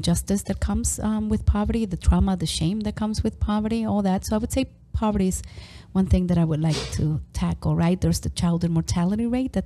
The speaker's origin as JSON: {"language": "English", "region": "New York", "country": "United States", "tie": "born or raised there", "said": "I grew up in New York"}